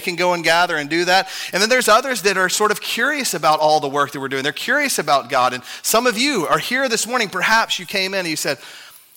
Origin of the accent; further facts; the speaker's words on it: Texas, United States; I'm a Texan